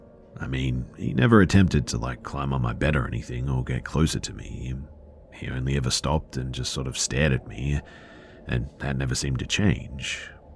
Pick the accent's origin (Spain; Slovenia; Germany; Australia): Spain; English is a second language; moved away as an adult; now in New York, United States; As for me and my friends in this story, well, we're from Spain, and when this happened, end of September 2023, we were fairly new to the US. I moved here a while back for law school, and so did my friends.